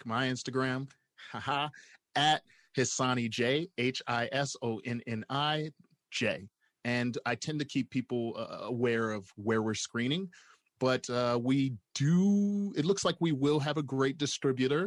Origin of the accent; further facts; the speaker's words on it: Milwaukee, Wisconsin, United States; moved away; I am originally from Milwaukee